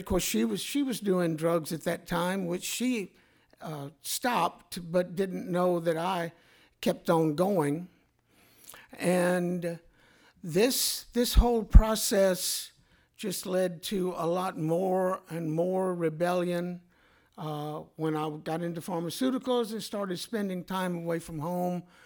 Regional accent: Mobile, Alabama, United States; I grew up in Mobile, Alabama during the nineteen fifties.

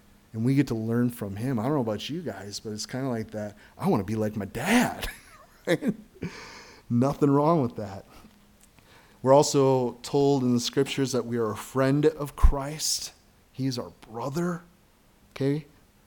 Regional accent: United States; being an American citizen

